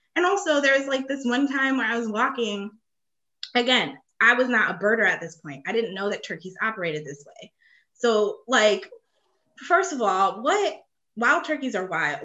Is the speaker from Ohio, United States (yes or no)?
yes; Ohio, United States; moved away as an adult; in Ohio where I'm from